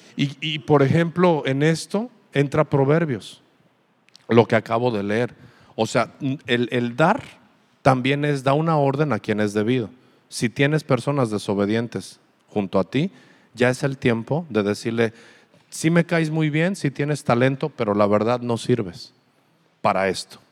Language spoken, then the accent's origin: Spanish; Aguascalientes, Mexico; now in Ensenada, Mexico; yo de donde soy, mi ciudad la veo preciosa. Aguascalientes es una ciudad preciosa